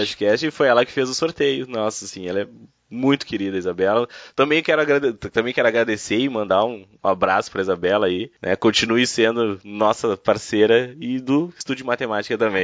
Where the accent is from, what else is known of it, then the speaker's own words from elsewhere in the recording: Porto Alegre, Rio Grande do Sul, Brazil; Porque nós somos aqui de Porto Alegre